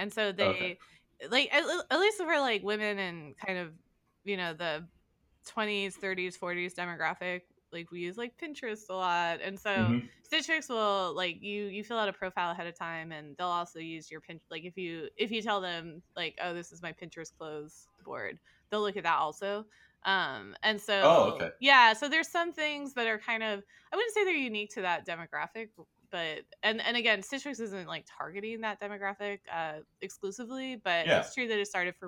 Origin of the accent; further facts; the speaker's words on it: Indiana, United States; now in New York, United States; I'm from Indiana